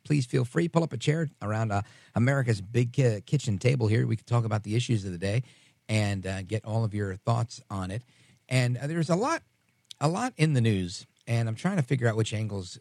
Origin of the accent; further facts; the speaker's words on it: New York, United States; I was born in New York.